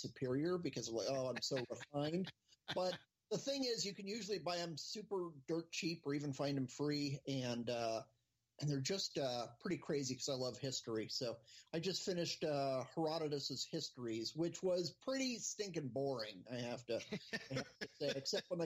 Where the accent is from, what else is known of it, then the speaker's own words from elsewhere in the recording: Phoenix, Arizona, United States; growing up in Phoenix, we didn't have a pro team